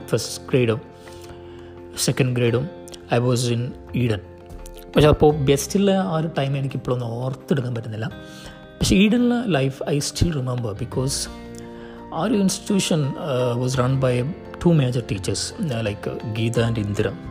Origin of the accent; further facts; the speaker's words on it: Thalassery, Kerala, India; ഞാൻ തലശ്ശേരിക്കാരനാണ്